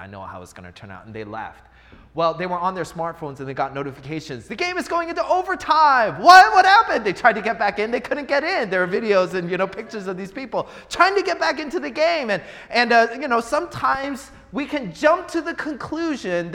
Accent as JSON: {"language": "English", "town": "Seattle", "region": "Washington", "country": "United States", "moved": "yes", "said": "I'm from Seattle."}